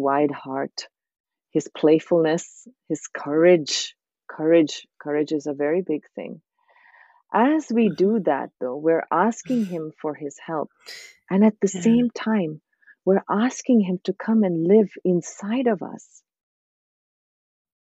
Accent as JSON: {"language": "English", "country": "India", "tie": "born or raised there", "also_born_or_lived": "Thailand / Canada / New York City", "moved": "yes", "said": "I grew up in India where we're surrounded by these type of practices"}